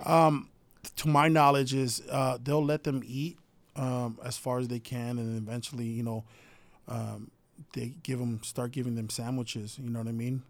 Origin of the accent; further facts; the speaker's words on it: Hawaii, United States; I'm from Hawaii